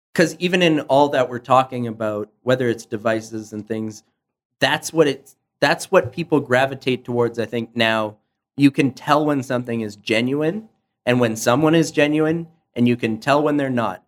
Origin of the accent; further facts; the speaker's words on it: Canada; being Canadian